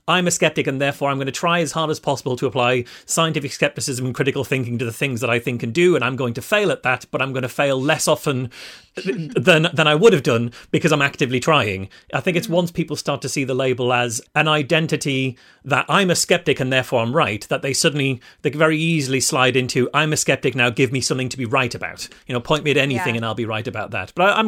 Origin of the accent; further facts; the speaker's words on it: North East England, United Kingdom; moved away as an adult; now in Liverpool, United Kingdom; I've lived in Liverpool for 20 years, but I was originally from the Northeast